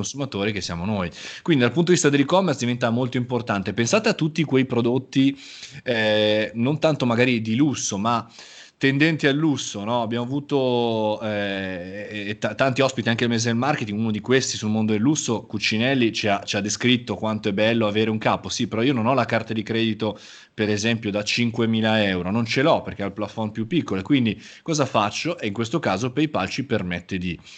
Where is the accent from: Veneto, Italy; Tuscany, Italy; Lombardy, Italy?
Lombardy, Italy; Milan; sono nato nella città di Milano come milanese imbruttito